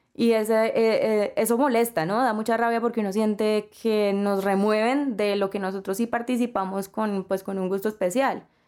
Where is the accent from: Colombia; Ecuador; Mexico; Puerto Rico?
Colombia; yo por lo general no me identifico mucho como colombiana